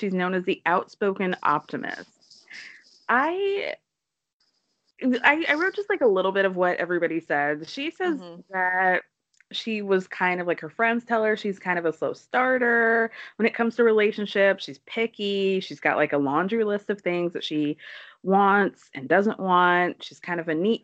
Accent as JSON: {"language": "English", "town": "Atlanta", "region": "Georgia", "country": "United States", "tie": "born or raised there", "said": "I grew up in Atlanta."}